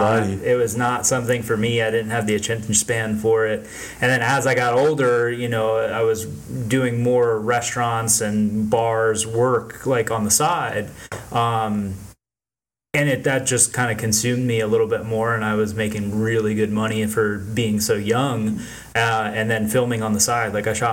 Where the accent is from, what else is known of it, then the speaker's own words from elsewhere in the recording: Florida, United States; Growing up in Florida is pretty cool.